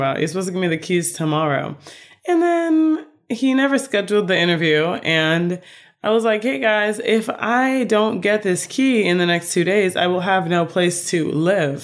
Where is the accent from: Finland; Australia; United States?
United States; Chicago, Illinois; moved away as an adult; now in Florida, United States; I grew up in Chicago, I'm in Florida